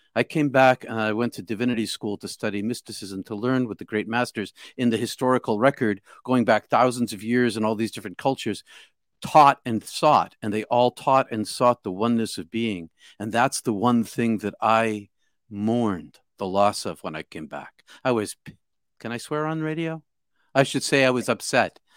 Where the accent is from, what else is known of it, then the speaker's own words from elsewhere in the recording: outside of Boston, Massachusetts, United States; I'm from Bos-, outside of Boston